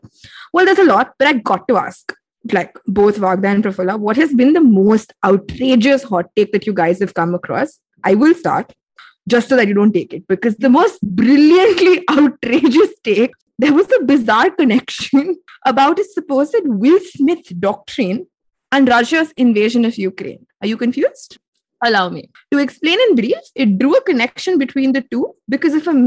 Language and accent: English; India; we as Indian women